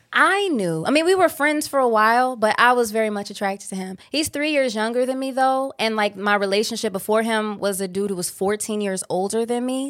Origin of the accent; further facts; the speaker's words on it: Cleveland, Ohio, United States; I'm from Cleveland, Ohio